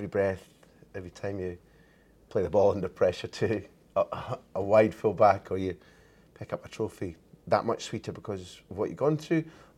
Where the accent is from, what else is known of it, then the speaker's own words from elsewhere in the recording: Scotland, United Kingdom; I saw it as a Scot